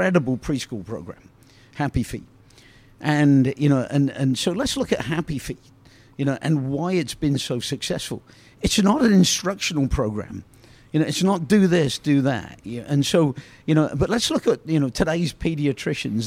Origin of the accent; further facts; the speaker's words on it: Oxford, South East England, United Kingdom; I grew up in Oxford, England